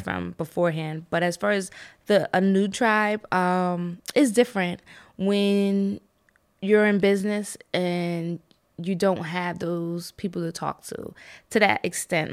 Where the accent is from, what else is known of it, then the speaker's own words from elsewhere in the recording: New York City, New York, United States; now in Lancaster, United States; I was born in the Bronx